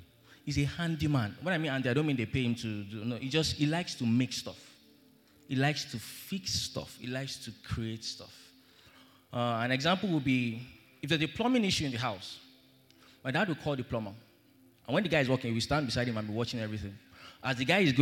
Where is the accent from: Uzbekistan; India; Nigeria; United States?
Nigeria; I grew up in Lorient